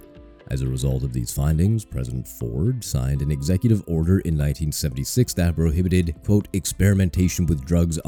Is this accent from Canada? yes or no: yes; Canada; I'm from Canada.